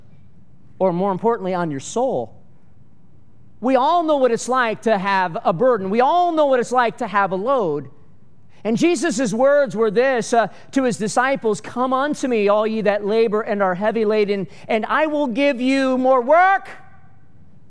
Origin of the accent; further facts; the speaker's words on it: Michigan, United States; moved away as an adult; also born or lived in Florida / California; now in Arizona, United States; I'm from Michigan. That's my home